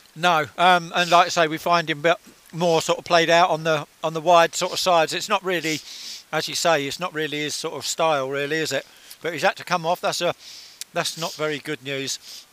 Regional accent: Hitchin, East of England, United Kingdom; It's my hometown

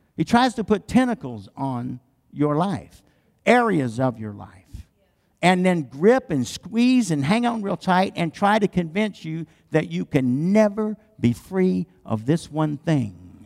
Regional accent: the South, United States; I'm from the South

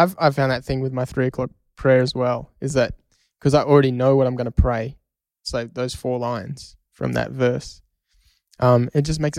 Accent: Australia; We're Australian, mate.

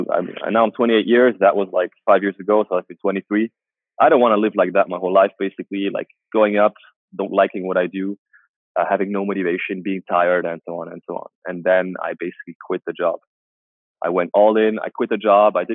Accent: Germany; born there; also born or lived in Asia; I was born in Germany. I grew up in Asia uh, for a few years.

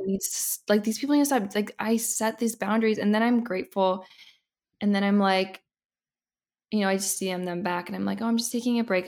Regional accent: Indiana, United States; moved away as an adult; now in Los Angeles, United States; I grew up in the Midwest

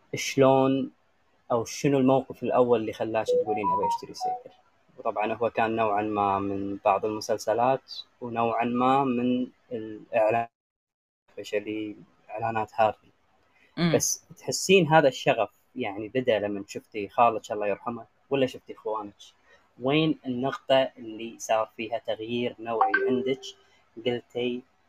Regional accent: Kuwait; عندنا بالكويت

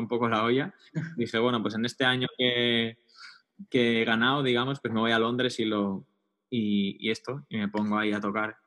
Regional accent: Barcelona, Catalonia, Spain; moved away as an adult; also born or lived in London / Madrid; yo soy de Barcelona

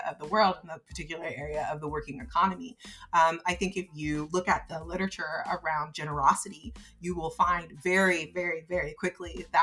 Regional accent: United States; I grew up in the United States

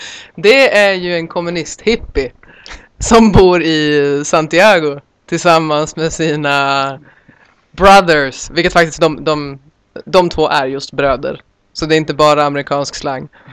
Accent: Sweden; som svensk

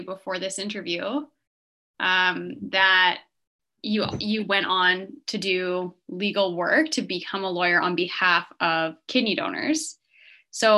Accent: Canada; moved away; I'm also from Canada

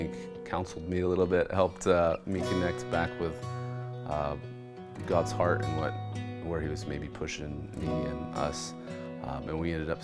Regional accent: Oklahoma City, Oklahoma, United States; moved away as an adult; now in Kansas City, United States; We're from Oklahoma City originally, and I work in the medical field

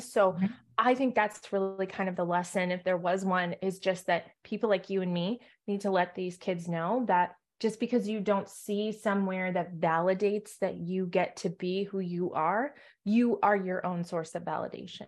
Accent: New England, United States; I'm from New England

